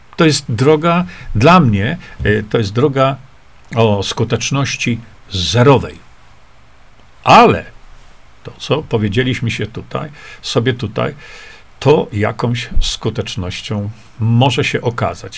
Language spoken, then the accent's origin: Polish; Poland